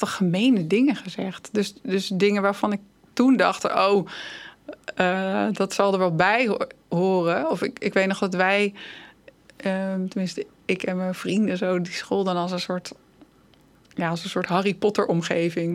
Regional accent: Netherlands; En ik dan als Nederlandse

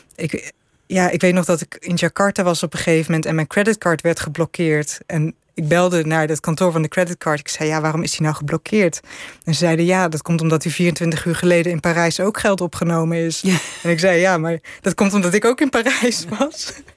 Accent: Netherlands; En ik ik zei ja, uit Nederland.

